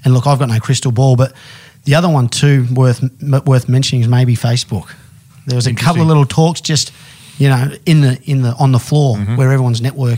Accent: Australia; You know, we use Omni only because we're Australian.

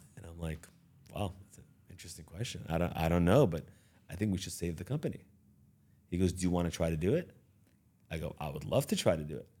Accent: Beverly Hills, California, United States; also born or lived in Iran; I was born in Iran, raised in the Beverly Hills

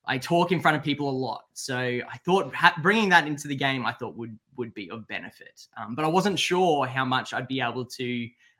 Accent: Brisbane, Queensland, Australia; now in Sydney, Australia; I'm from Brisbane.

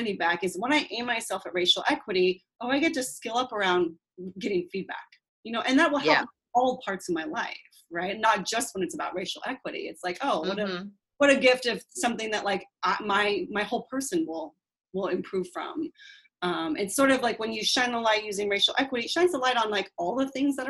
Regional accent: Seattle, Washington, United States; I grew up in Seattle, passive-aggressive, conflict-averse area.

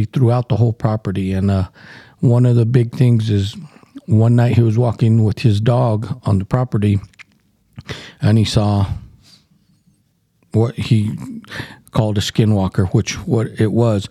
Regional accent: Southwest, United States; we grew up around the Navajos all our life

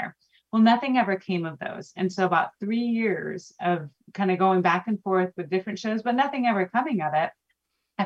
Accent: Houston, Texas, United States; I'm from Houston, born and raised, and I live here

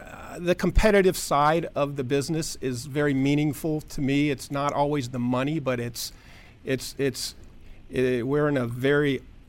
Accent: Tucson, Arizona, United States; Tucson, Arizona.

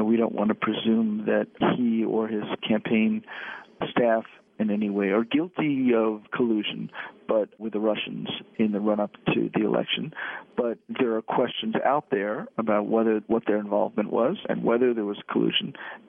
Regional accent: New York City, New York, United States; based in a small state has been great, and I've raised my kids here. But I'm returning to city life. I grew up in New York City

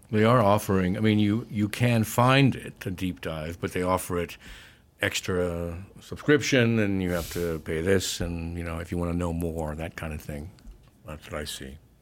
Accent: Yakima, Washington, United States; also born or lived in Seattle, Washington; I grew up in Yakima, Washington, a little town on the eastern side

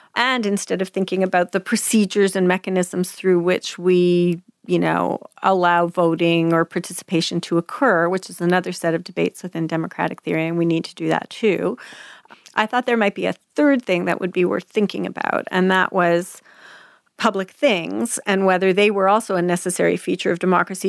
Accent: Quebec, Canada; moved away as an adult; now in United States; We were being raised English and Quebec

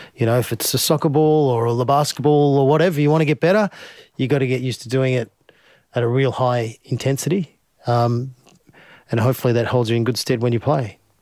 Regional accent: Finley, New South Wales, Australia; as a young kid growing up in Findlay

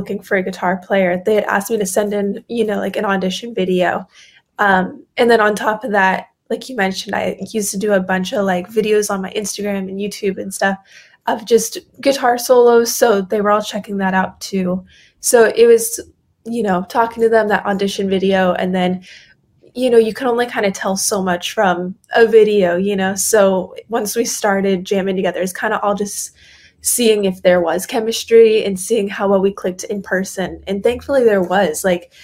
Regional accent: Maine, United States; I'm from Maine

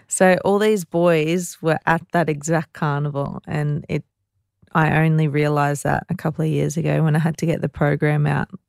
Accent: Ipswich, Queensland, Australia; I'm very proud to say that I'm from Ipswich

